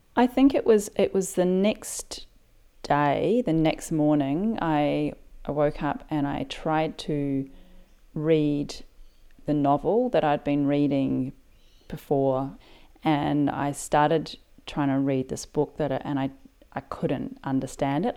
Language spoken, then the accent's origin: English; New Zealand; now in Sydney, Australia; I live in Sydney, Australia, but I'm originally from New Zealand.